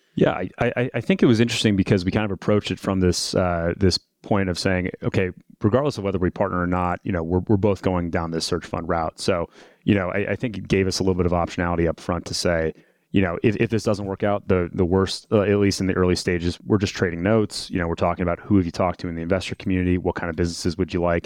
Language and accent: English; Detroit, Michigan, United States; I'm from Detroit originally, um, come from an automotive family